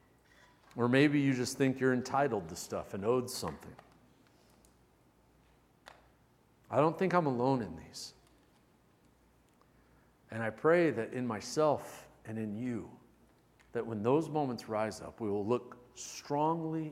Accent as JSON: {"language": "English", "country": "United States", "said": "I'm an American."}